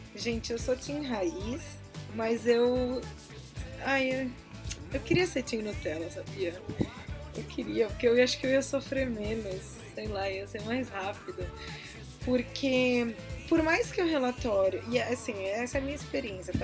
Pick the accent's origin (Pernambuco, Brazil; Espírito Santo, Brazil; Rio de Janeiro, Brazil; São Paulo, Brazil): São Paulo, Brazil; Eu sou de São Paulo, sempre trabalhei aqui